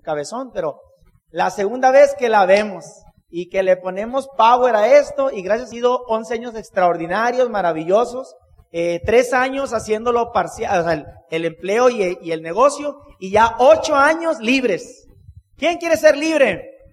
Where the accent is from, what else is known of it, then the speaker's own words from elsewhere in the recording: Hermosillo, Sonora, Mexico; Somos de Hermosillo, Sonora.